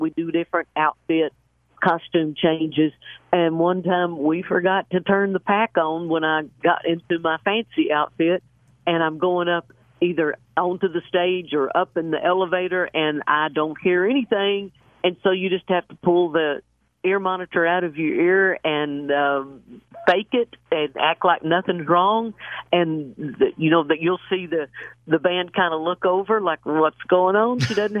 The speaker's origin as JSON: {"language": "English", "town": "Chalky", "region": "Oklahoma", "country": "United States", "tie": "born or raised there", "said": "I grew up in Chalky, Oklahoma, which is probably 12 miles north of Atoka."}